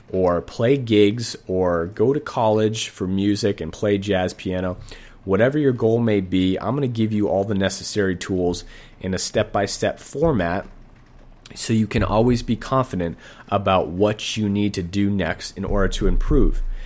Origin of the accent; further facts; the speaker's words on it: Boston, Massachusetts, United States; now in Sacramento, United States; I'm actually from Boston, Massachusetts. I live in Sacramento right now